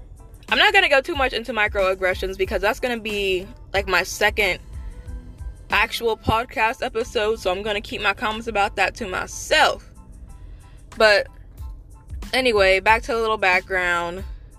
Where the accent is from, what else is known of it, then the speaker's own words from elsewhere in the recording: United States; On my dad's side of the family, I'm a first generation American. Okay, so he's from Ghana and Togo, right on that border. So like on his side of the family, I'm like the only one in America, the only one that's American.